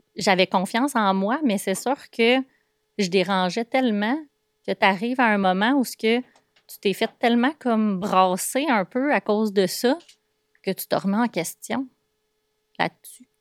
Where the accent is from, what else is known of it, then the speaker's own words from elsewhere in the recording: Boisbriand, Quebec, Canada; je suis de Bois-Brillant au départ, donc j'ai passé euh, la majorité de mon enfance dans un petit rond-point euh, de Bois-Brillant